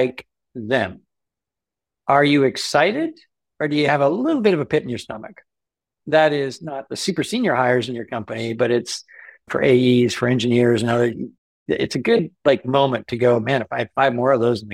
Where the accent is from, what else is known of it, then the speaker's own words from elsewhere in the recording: Canada; Being a Canadian entrepreneur